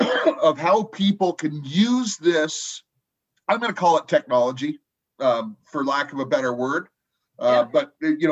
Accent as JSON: {"language": "English", "town": "Los Angeles", "region": "California", "country": "United States", "tie": "born or raised there", "moved": "yes", "said": "honestly was Los Angeles. That's my hometown, and I'm far from there now."}